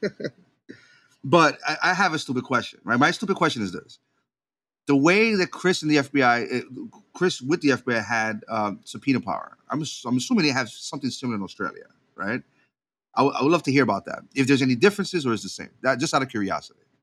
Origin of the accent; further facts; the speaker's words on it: Puerto Rico; I was raised in Puerto Rico